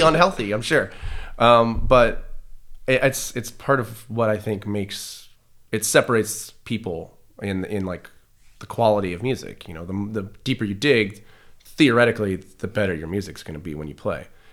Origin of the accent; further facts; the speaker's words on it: Detroit, Michigan, United States; growing up in Detroit in the nineties